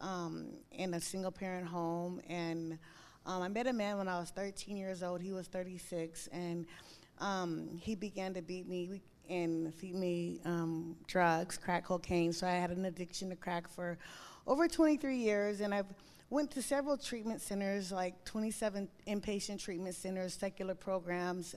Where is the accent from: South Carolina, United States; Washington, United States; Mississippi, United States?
Washington, United States; Tacoma; I'm from Tacoma